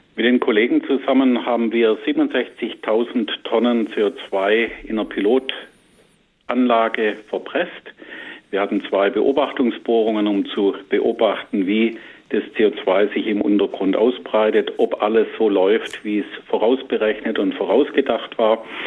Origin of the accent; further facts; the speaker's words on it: Southern Germany, Germany; saurer Sprudel, mhm. sagt man bei uns im Süden